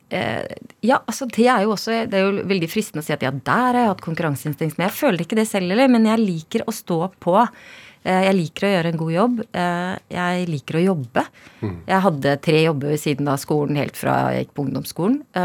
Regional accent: Sarpsborg, Østfold, Norway; Jeg vokste opp i Kullås

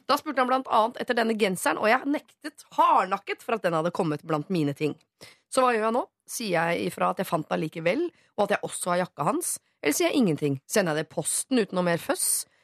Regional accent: Oslo, Norway; Jeg rømte til Drøbak en gang, jeg er fra Oslo.

